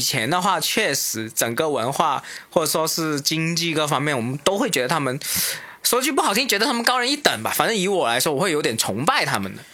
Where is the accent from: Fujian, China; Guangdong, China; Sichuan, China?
Guangdong, China; Shenzhen; 因为我是深圳出生长